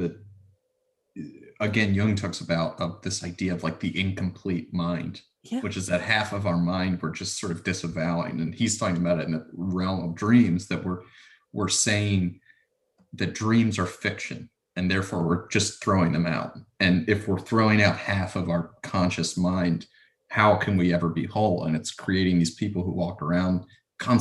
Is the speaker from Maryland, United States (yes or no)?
yes; Maryland, United States; moved away; I grew up in Maryland